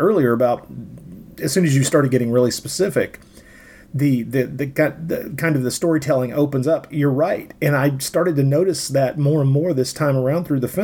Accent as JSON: {"language": "English", "region": "Tennessee", "country": "United States", "tie": "born or raised there", "said": "I grew up in Tennessee"}